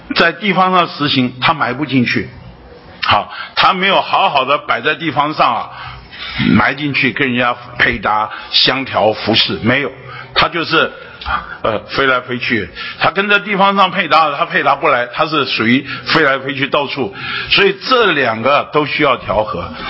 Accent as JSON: {"language": "Chinese", "country": "Taiwan", "tie": "born or raised there", "said": "我是土生土长的北投人呐，八斗里人呐。 啊，就是我土生土长的北头，那我这一辈子除了当兵离开这里两年以外，除了工作离开这里一， 一， 一， 一两年以外，那大部分时间我都在这里"}